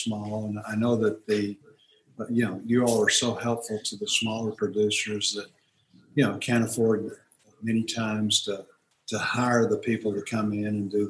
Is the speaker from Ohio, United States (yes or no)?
no; Fort Smith, Arkansas, United States; I grew up in Fort Smith, and Fort Smith is not, you know, it was a smaller town then than it is now